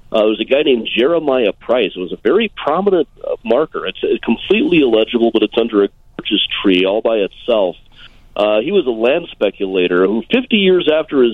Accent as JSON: {"language": "English", "area": "outside of Des Moines", "region": "Iowa", "country": "United States", "tie": "born or raised there", "moved": "yes", "lives_now": "Chicago, United States", "said": "my hometown outside of Des Moines"}